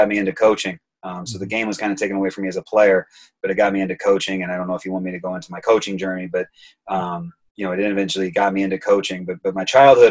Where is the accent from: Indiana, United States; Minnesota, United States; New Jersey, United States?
Indiana, United States; Auburn; also born or lived in Texas; now in Chicago, United States; I grew up in Auburn, Indiana